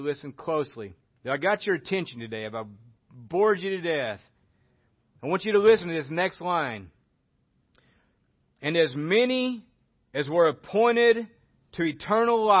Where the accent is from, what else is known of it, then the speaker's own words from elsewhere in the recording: Oklahoma, United States; I'm from Oklahoma and I speak like this